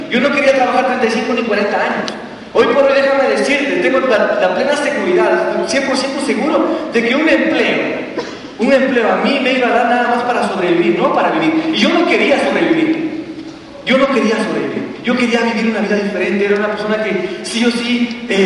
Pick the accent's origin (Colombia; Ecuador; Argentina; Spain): Ecuador; Quito, Pichincha; cuando yo tomé la decisión de venir a Quito a vivir, yo soy quiteño y mi esposa es maté. Entonces yo ya venía a Quito a vivir